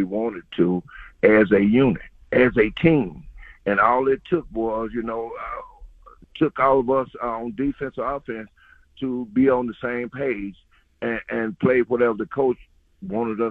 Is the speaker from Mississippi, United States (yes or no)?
yes; Mississippi, United States; my hometown in Hayes, Mississippi